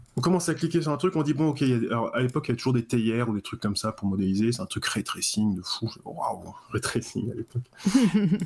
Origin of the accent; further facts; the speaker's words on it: Cherbourg, Normandy, France; moved away as an adult; also born or lived in Paris; je viens de Cherbourg, en fait. Donc j'étais Cherbourg, en Normandie, tout ça, dans mon petit coin avec euh, mon port et puis euh, mes bars